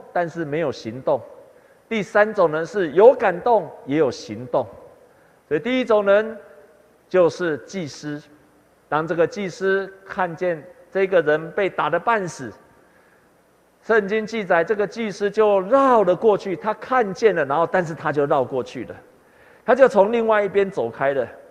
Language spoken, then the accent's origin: Chinese; Taiwan; 我们台湾人受惠很多宣教师的帮助，才有今天的信仰，还有福音